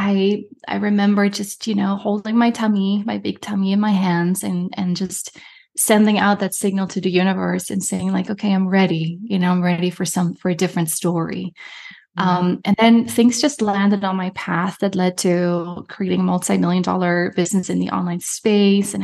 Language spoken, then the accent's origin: English; Netherlands; moved away as an adult; also born or lived in Germany; now in Canada; was born and raised in Europe. I'm from Holland.